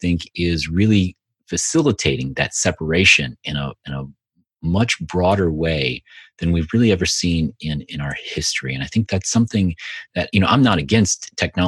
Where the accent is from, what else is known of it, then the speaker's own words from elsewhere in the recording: the South, United States; I grew up, you know, in the South, you know, which is very, you know, in the 70s, early 80s, where, you know, it was very segregated